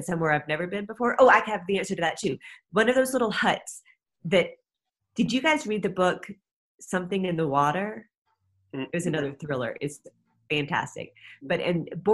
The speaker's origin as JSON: {"language": "English", "town": "Atlanta", "region": "Georgia", "country": "United States", "tie": "born or raised there", "said": "I grew up in Atlanta during the time of the Atlanta child murders."}